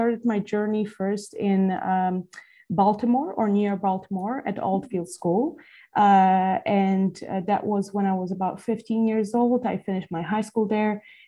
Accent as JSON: {"language": "English", "town": "Toruń", "region": "Kuyavian-Pomeranian Voivodeship", "country": "Poland", "also_born_or_lived": "Massachusetts, United States / California, United States", "moved": "yes", "lives_now": "Toronto, Canada", "said": "I'm from Toruń. That's a city in Poland. It's a wonderful, charming city dating back to medieval times of being set up in north central Poland."}